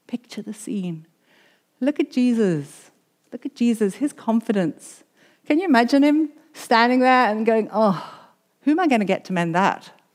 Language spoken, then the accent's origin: English; South Africa; moved away; I'm a South African. I grew up under apartheid